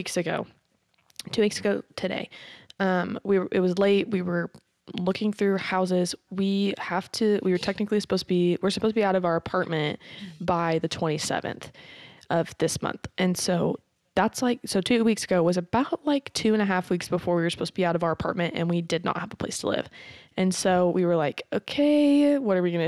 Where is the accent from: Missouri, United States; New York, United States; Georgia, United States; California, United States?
Missouri, United States; Carthage; I'm from Carthage. Like, I graduated from Carthage